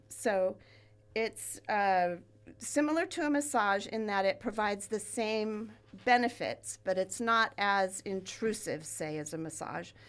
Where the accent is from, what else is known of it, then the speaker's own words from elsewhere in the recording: Ventura, California, United States; I grew up here in Ventura, and I live now where I grew up